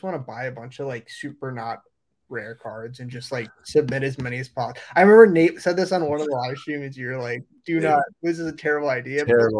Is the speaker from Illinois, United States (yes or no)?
yes; Chicago, Illinois, United States; I am not a Packers fan. I'm actually from Chicago, but I'm a Niners fan.